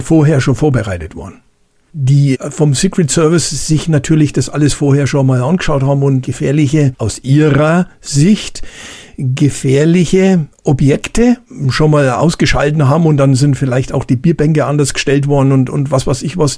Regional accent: Bavaria, Germany; bei uns in Bayern

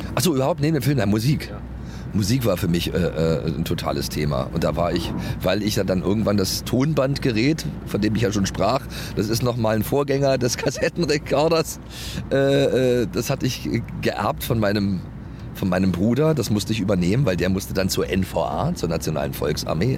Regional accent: East Germany, Germany; ich komme ja aus dem Osten

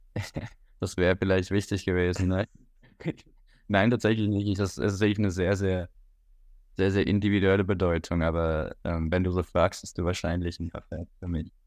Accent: Switzerland; moved away as an adult; now in Hamburg, Germany; Ich bin in der Schweiz geboren. Mein, mein Vater ist Schweizer, meine Mutter ist Deutsche und äh, bin in der Schweiz aufgewachsen

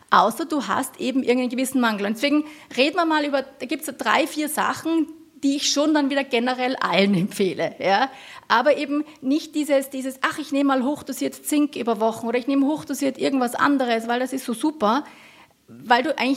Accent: Tyrol, Austria; hatten die Öster, gerade die Bergbauerinnen bei uns in Tirol immer so einen Kropf.

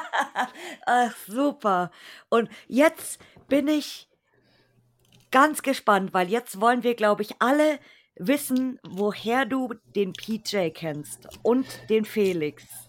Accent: Bavaria, Germany; selbst ich als, als Bayer kenne mich nicht in Bayern aus

